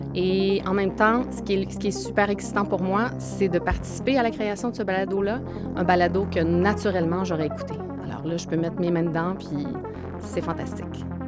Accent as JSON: {"language": "French", "region": "Quebec", "country": "Canada", "moved": "as an adult", "lives_now": "Montreal, Canada", "said": "je suis originaire du Saguenay-Lac-Saint-Jean et montréalaise d'adoption depuis près de 27 ans"}